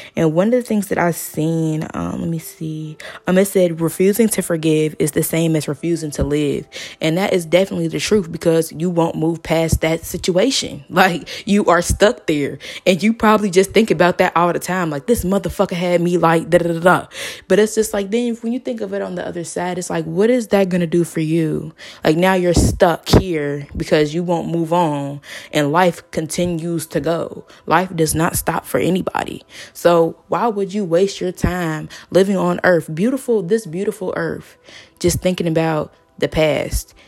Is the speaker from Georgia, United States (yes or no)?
yes; Georgia, United States; now in Cincinnati, United States; I am from Georgia. Um, I moved to Cincinnati around two thousand nine, two thousand ten